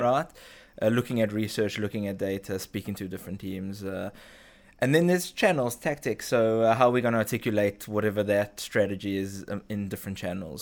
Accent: South Africa; moved away as an adult; now in Israel; grew up in South Africa, moved to Israel, uh, when I was in my early twenties

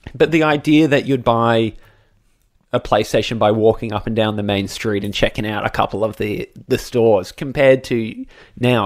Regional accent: Australia; as an Australian

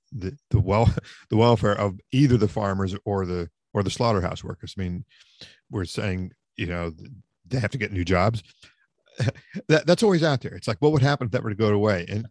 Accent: West Virginia, United States; my home state

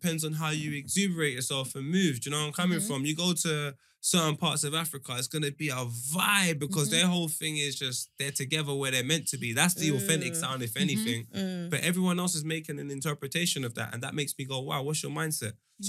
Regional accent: Jamaica; I'm Jamaican. I've got Nigerians saying their name was Benjamin and them thing there, and they're Jamaican. That's how I grew up.

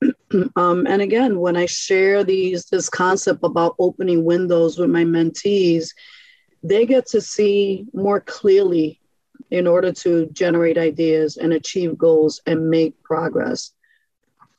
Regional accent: New York City, New York, United States; also born or lived in Brightwood, Springfield, Massachusetts; now in Springfield, United States; this is how I grew up in New York City, in Brooklyn

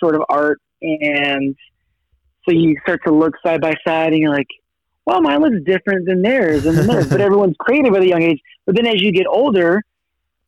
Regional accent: Sacramento, California, United States; also born or lived in Los Angeles; I was born in Los Angeles, but we moved to Sacramento when I was about 5 years old. So my earlier years were in Sacramento

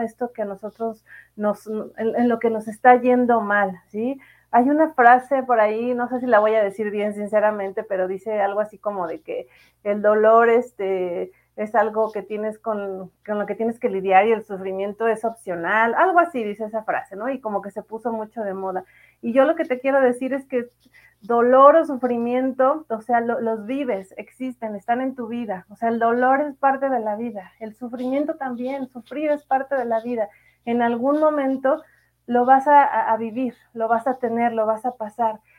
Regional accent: Morelia, Michoacán, Mexico; moved away; also born or lived in Mexico City / Monterrey; yo nací en la Ciudad de México, pero viví mucho tiempo en Morelia y acá vive mi familia

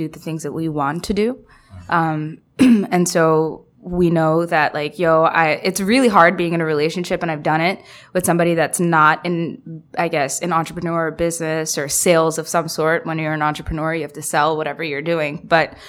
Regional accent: New York City, New York, United States; moved away as an adult; also born or lived in Detroit / Bangladesh; I'm from Queens and I moved 4 months ago

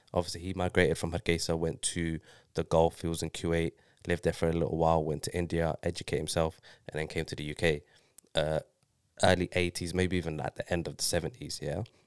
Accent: Ruislip, London, United Kingdom; how I've grown up, being born here, living in Ryslip

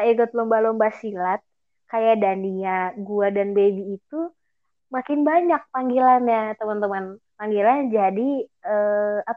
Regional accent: Jakarta, Indonesia; padahal gue orang Betawi

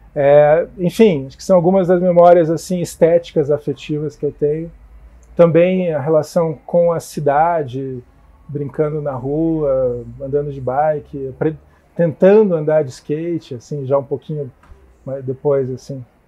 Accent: Curitiba, Paraná, Brazil; eu sou de Curitiba, né? Nasci aqui

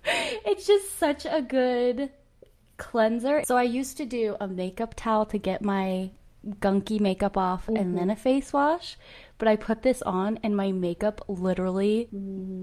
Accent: Rexburg, Idaho, United States; now in Utah, United States; I'm from Rexburg.

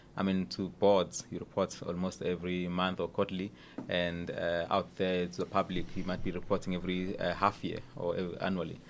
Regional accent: Durban, KwaZulu-Natal, South Africa; moved away as an adult; also born or lived in Cape Town; I was actually born in Durban, uh, in, in, uh, in Maran Hill, just outside Durban

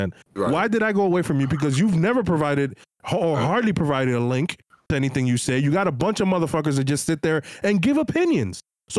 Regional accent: East Coast, United States; no, I'm from the East Coast. We talk to like this.

